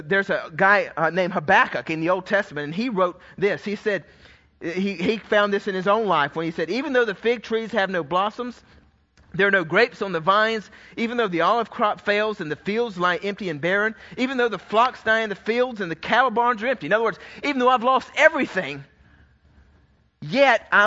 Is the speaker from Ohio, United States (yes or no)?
no; Georgia, United States; I was raised in Georgia where it was a sin if you didn't have a Coke in your hand